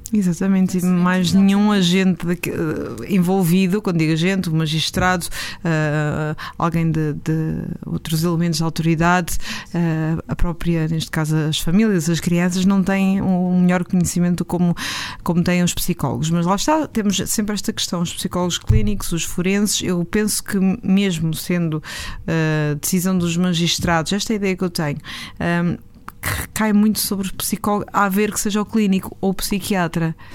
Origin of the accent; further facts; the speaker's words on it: Aveiro District, Portugal; da minha terra, Aveiro